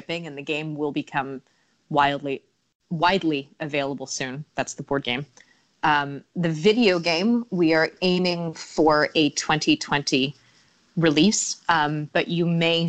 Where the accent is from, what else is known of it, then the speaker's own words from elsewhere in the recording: United States; now in Spain; I'm American